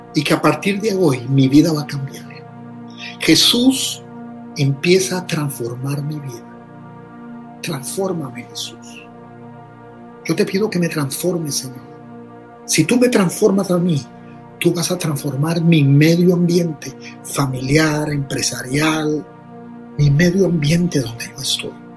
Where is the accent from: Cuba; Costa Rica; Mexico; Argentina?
Costa Rica; decimos en Costa Rica